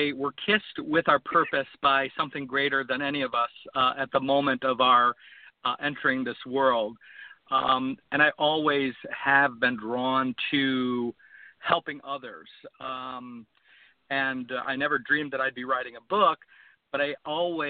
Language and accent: English; Ohio, United States; I grew up in Ohio and raised in a family of six, middle-class family